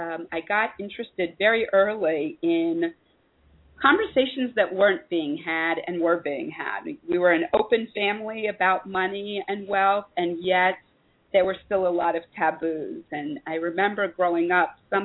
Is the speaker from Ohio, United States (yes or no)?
yes; Columbus, Ohio, United States; moved away as an adult; also born or lived in San Francisco Bay Area, California; now in Israel; I actually was born and raised in Columbus, Ohio, and then spent a good amount of time of my adult life in the San Francisco Bay Area